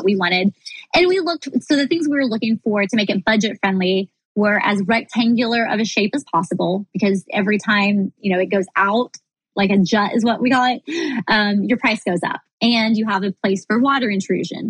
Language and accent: English; Missouri, United States; now in Florida, United States; I grew up in Missouri